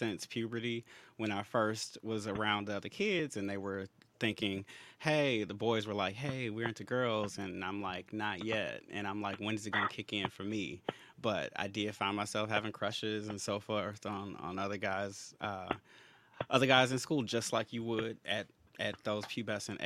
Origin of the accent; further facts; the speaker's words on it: Chicago, Illinois, United States; from Chicago, born and raised